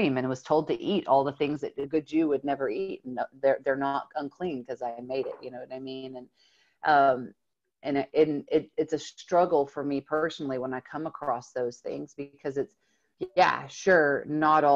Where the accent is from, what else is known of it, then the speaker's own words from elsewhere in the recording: the South, United States; I grew up here in the South